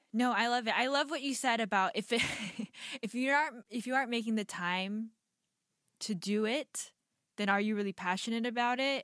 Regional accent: United States; I'm Korean American

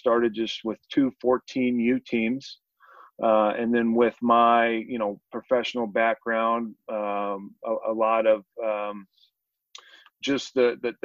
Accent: Richland, Washington, United States; moved away as an adult; also born or lived in Arizona; now in Boise, United States; I'm a Northwest kid. Like you said, I was born and raised in Richland, Washington, part of the Tri-Cities

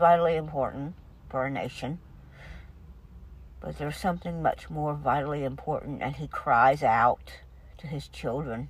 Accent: United States; We're American citizens

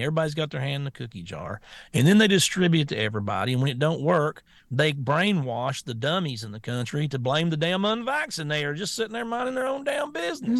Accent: Florida, United States; I'm from Florida

